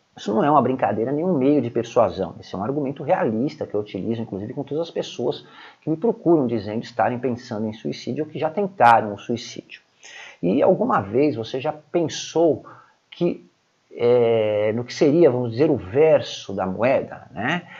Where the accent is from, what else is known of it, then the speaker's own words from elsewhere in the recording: Brazil; como brasileiros que moramos no Brasil